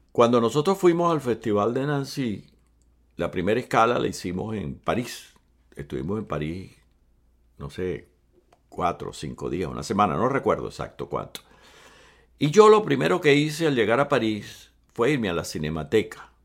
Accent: Venezuela; also born or lived in Cuba; Mis padres se fueron a vivir a Venezuela cuando yo tenía 10 años

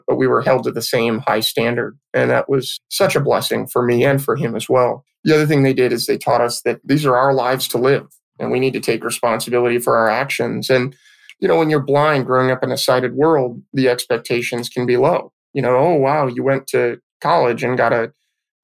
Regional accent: Petaluma, California, United States; I was born and raised in Petaluma, California

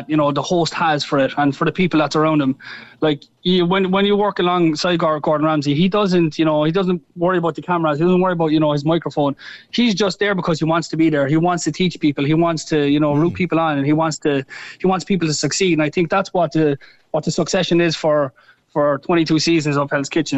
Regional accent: Cork, Munster, Ireland; moved away; being Irish and being from Cork

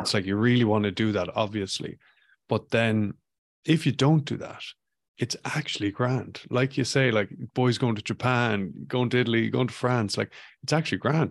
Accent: Ireland; moved away as an adult; also born or lived in Vancouver, Canada / Ballina, County Mayo; when I was growing up in Ireland

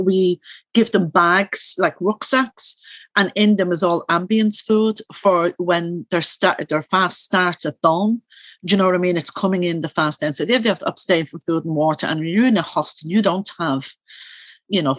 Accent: Dublin, Leinster, Ireland; I am originally from Coolock

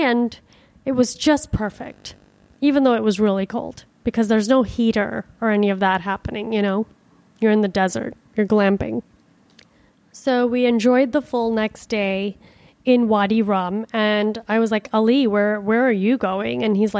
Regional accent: Miami, Florida, United States; You know, I'm from Miami. Like, this is fucking freezing.

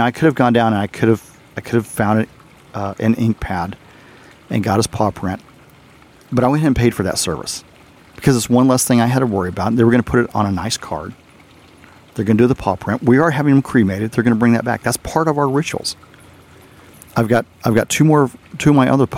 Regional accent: the South, Texas, United States; also born or lived in Arizona / Germany; I'm from the South

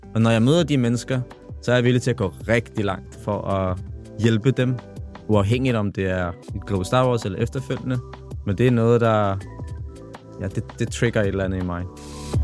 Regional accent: Copenhagen, Capital Region of Denmark, Denmark; jeg kommer jo fra The Hood. Kommer fra Tingbjerg. Og vokset op alene med min far.

